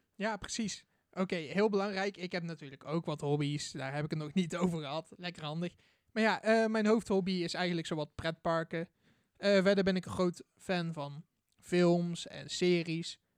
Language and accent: Dutch; Boxtel, North Brabant, Netherlands; Ik ben 19 jaar oud en ik kom uit Bokstel